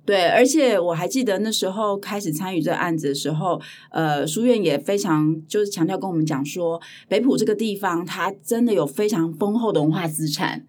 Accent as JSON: {"language": "Chinese", "town": "Hualien", "region": "Hualien County", "country": "Taiwan", "tie": "born or raised there", "said": "华联我的家乡，嗯哦，是哦。对，对，对，对，对，我是在华联长大的小孩"}